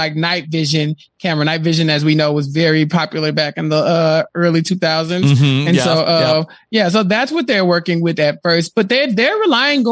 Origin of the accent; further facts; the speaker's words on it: Texas, United States; I'm from Texas